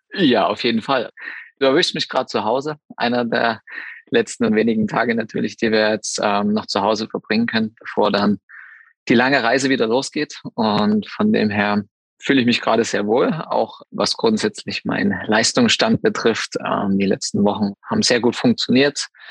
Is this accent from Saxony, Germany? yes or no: yes; Saxony, Germany; in meiner Heimat, also Klingenthal ist jetzt ja Sachsen, dementsprechend hat man da nochmal irgendwo ein bisschen mehr Heimatgefühle